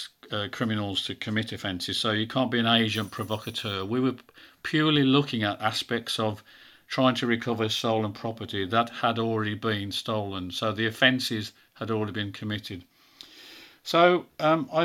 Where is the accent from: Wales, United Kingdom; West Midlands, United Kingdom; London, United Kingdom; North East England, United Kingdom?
West Midlands, United Kingdom; Birmingham; accent: Brummie; I'm a Brummie, as you can tell